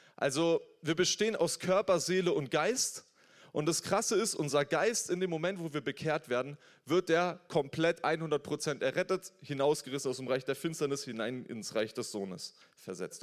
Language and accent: German; Germany; wir sind hier in Deutschland, ich bin als Deutscher aufgewachsen